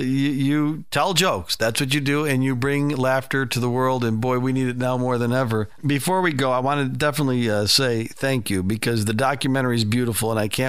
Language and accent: English; Chicago, Illinois, United States; I'm from the Midwest. I grew up in Chicago. I live on a farm now.